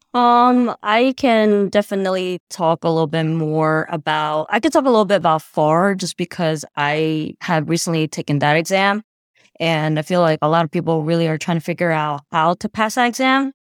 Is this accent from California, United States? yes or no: no; New Jersey, United States; I'm from New Jersey